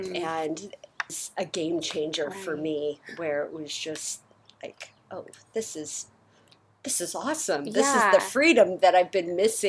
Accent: California, United States; I grew up in Orange County, California.

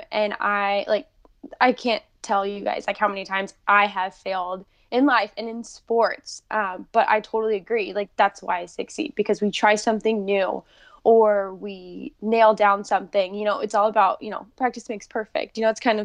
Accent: Davis, California, United States; now in San Diego, United States; I grew up mostly in Davis, California, which is right next to Sacramento.

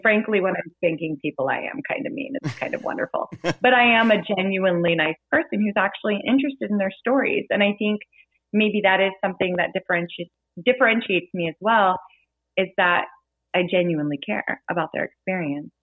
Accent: Kansas City, United States; I'm from the Kansas City area

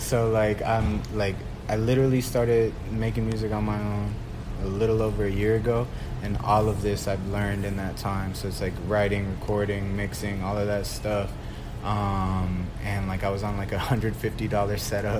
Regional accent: Atlanta, Georgia, United States; first language Spanish; English is a second language; also born or lived in Mexico; I'm born Mexican, my family only speaks Spanish, so that's my first language. But then I grew up in Atlanta

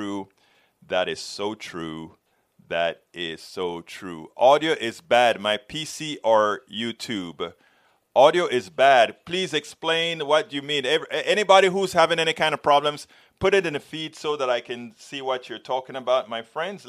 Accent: Panama; I'm from Central America, Panama

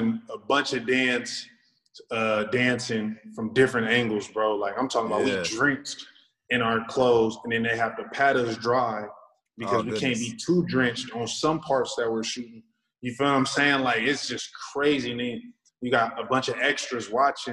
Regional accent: Sacramento, California, United States; I'm from Sacramento

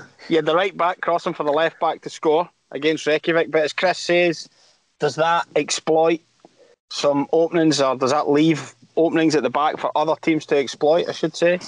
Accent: Blantyre, Scotland, United Kingdom; I used to play in a park in in uh, in, in Blantyre that was black ash

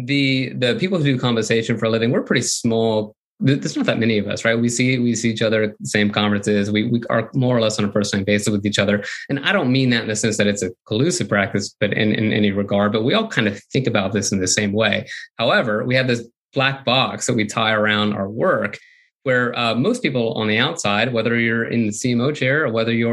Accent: Florida, United States; I grew up in Florida

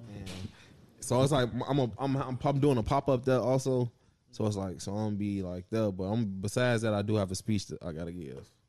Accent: Chicago, Illinois, United States; I'm from Chicago.

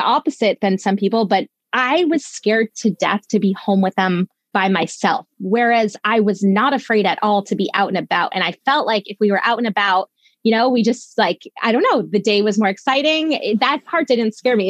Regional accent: Needham, Massachusetts, United States; also born or lived in Vietnam; I grew up right outside of Boston in a suburb called Needham

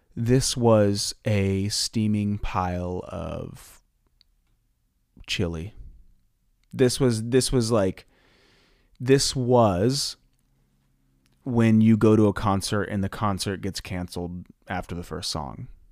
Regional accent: Ohio, United States; now in Los Angeles, United States; I'm from Ohio, and we, we're used to having most of the year be gloomy

